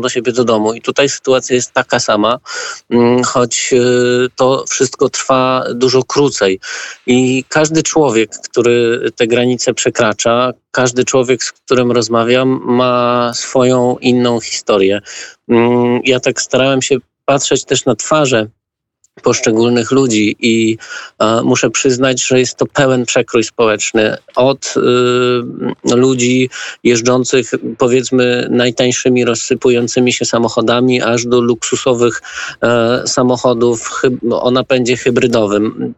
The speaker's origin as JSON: {"language": "Polish", "town": "Wrocław", "region": "Lower Silesian Voivodeship", "country": "Poland", "said": "Ja jestem akurat z Wrocławia"}